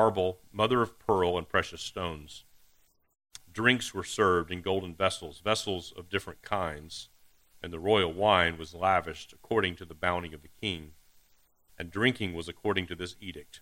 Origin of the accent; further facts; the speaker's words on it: Deep East Texas, United States; accent: Texas; My Texas accent is hard to hit. Illusion, how about that? I'll be from Deep East Texas